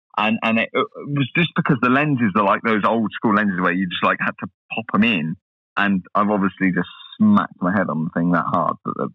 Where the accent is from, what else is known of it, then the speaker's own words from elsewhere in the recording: United States; You know, I'm American.